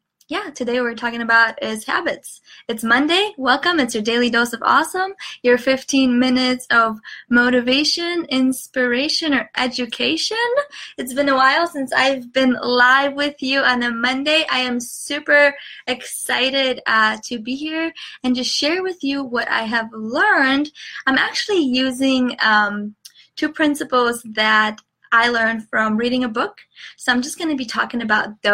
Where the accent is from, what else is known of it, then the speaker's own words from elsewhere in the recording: Chicago, Illinois, United States; I'm from Chicago